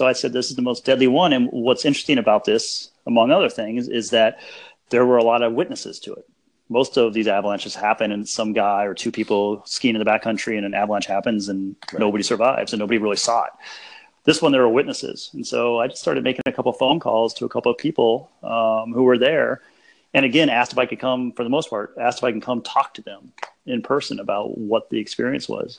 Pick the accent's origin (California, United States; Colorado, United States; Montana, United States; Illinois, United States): Colorado, United States; Denver; I grew up in Colorado.